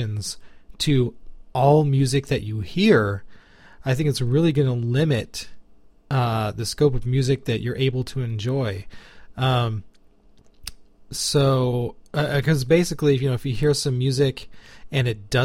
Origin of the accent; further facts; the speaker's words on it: United States; as an American, this is our English.